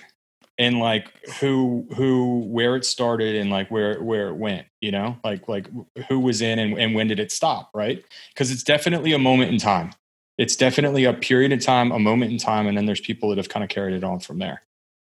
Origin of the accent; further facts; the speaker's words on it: Maryland, United States; also born or lived in Wilmington; I was raised in Maryland